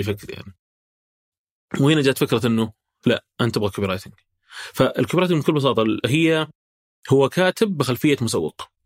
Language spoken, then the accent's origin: Arabic; Saudi Arabia; احنا كسعوديين